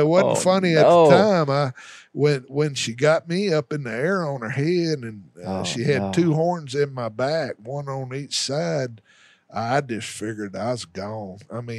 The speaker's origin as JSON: {"language": "English", "region": "Arkansas Delta", "country": "United States", "said": "For me, the Delta's home. And that's where I've spent most of my outdoor life is in the Delta, in those river bottoms."}